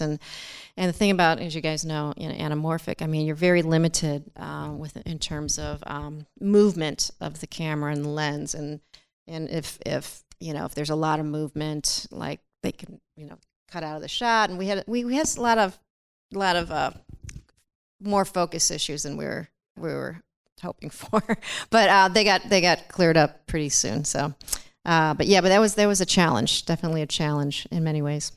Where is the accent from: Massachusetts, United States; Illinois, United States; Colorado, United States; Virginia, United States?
Illinois, United States; Chicago; I'm from Chicago